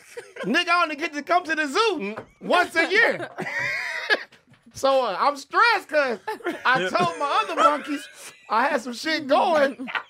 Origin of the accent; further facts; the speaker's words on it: Detroit, Michigan, United States; I'm from Detroit